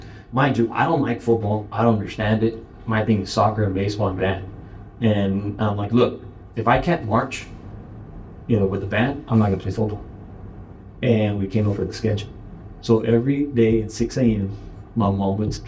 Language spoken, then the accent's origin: English; United States; moved away; it's just where I'm from